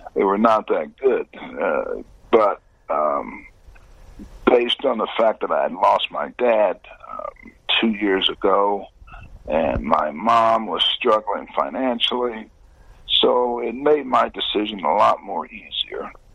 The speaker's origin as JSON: {"language": "English", "region": "Indiana", "country": "United States", "tie": "born or raised there", "said": "I played high school, college, and now pro ball uh, right in my home state"}